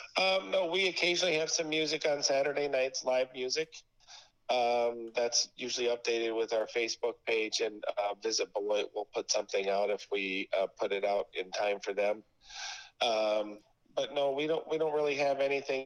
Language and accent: English; Beloit, Wisconsin, United States; I'm from Beloit.